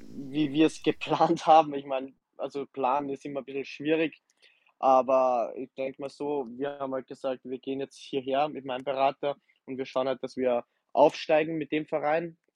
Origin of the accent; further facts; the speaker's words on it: Salzburg, Austria; also born or lived in Germany; wie du schon erwähnt hast, 29 Jahre, gebürtiger Salzburg, angefangen ähm, bei mir am Dorf zu spielen, äh, nach Ried gegangen, dort Profi geworden, nach Deutschland, Dresden, Magdeburg